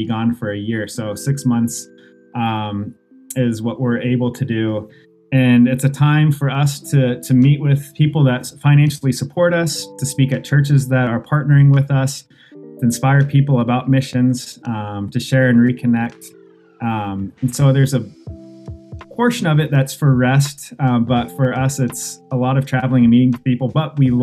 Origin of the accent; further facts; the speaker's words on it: Des Moines, Iowa, United States; moved away as an adult; also born or lived in France / Boston; now in Tokyo, Japan; I grew up actually in Des Moines, Iowa